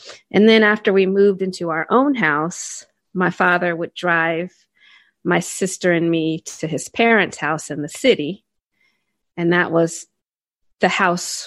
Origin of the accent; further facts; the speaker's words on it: Cincinnati, Ohio, United States; I grew up in the Midwestern United States, specifically Southern Ohio